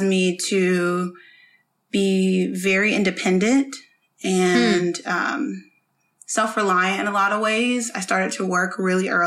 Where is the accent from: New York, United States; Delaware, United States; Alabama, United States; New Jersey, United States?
New York, United States; upstate; also born or lived in Columbus, Georgia / Germany; we moved to New York, upstate New York. And that's where I grew up